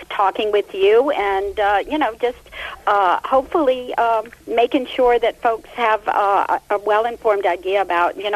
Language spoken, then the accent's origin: English; Washington, United States; I'm from the Washington metro area